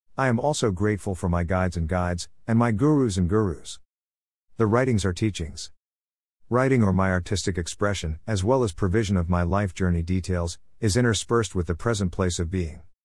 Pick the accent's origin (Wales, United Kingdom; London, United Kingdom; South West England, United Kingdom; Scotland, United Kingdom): London, United Kingdom; moved away as an adult; also born or lived in India; now in New Zealand; I was born in London nineteen forty-seven